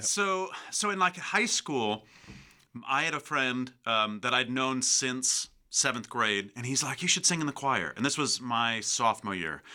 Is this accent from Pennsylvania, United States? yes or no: no; Calumet City, Illinois, United States; also born or lived in Lake Bluff, Illinois / Chicago; So I grew up in Calumet City